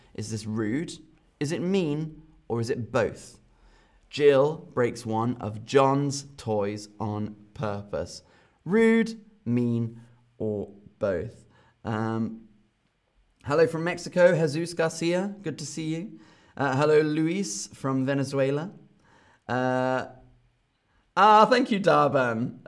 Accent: London, United Kingdom; from London, my hometown

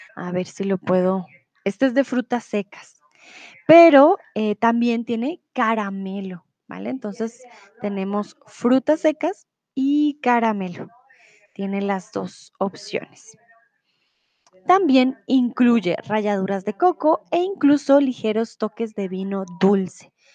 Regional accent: Colombia; yo soy de Colombia

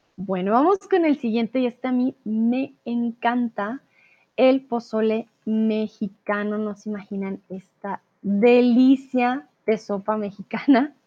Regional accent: Bogotá, Colombia; mi ciudad, Bogotá, de donde vengo yo

